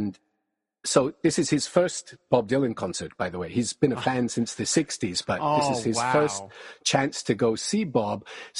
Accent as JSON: {"language": "English", "area": "small city near Kelowna", "region": "British Columbia", "country": "Canada", "tie": "born or raised there", "said": "Kelowna is 30 minutes down the highway from my hometown"}